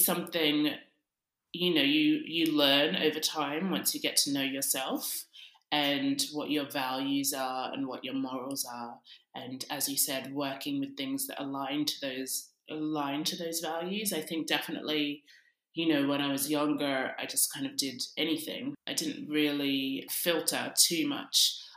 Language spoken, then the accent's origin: English; Sydney, New South Wales, Australia; now in London, United Kingdom; I grew up in Sydney, Australia, and now I also live in London.